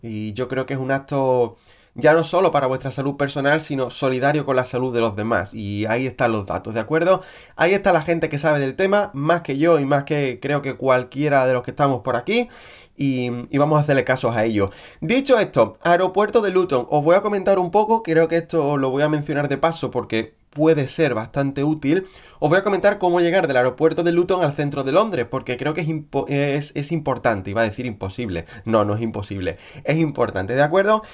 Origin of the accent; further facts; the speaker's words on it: Andalusia, Spain; now in London, United Kingdom; en la región de donde yo vengo, en Andalucía